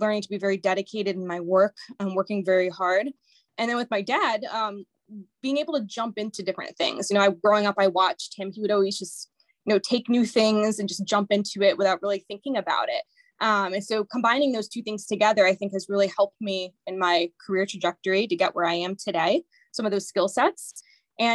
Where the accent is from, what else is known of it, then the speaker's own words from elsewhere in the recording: Cheshire, Connecticut, United States; I'm originally from the Cheshire, Connecticut area